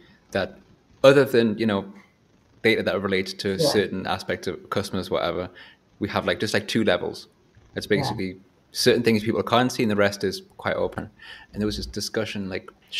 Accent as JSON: {"language": "English", "town": "Whitley Bay", "region": "North East England", "country": "United Kingdom", "moved": "as an adult", "lives_now": "Berlin, Germany", "said": "I'm from Newcastle, so Whitley Bay, and everyone's kind of very friendly and says hello."}